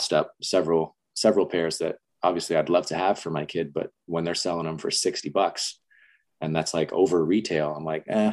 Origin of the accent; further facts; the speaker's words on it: Las Vegas, Nevada, United States; So I was born and raised in Las Vegas